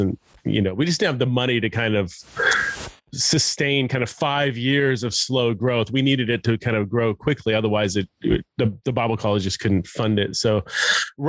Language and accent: English; California, United States; born and raised in California